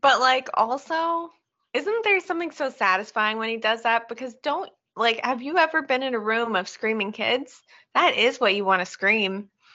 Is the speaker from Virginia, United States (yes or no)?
no; Oregon, United States; we grew up in Oregon